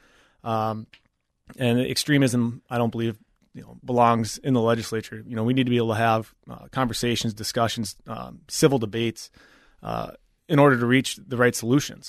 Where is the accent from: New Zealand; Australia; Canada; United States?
United States; Apple Valley, Minnesota; also born or lived in Maine; I grew up in Apple Valley, born and raised, graduated from Apple Valley High School